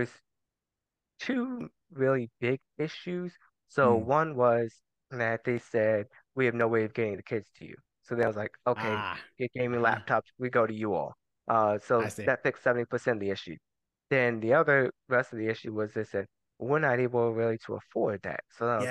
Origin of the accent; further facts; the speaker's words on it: Durham, North Carolina, United States; also born or lived in Germany; I grew up in Durham.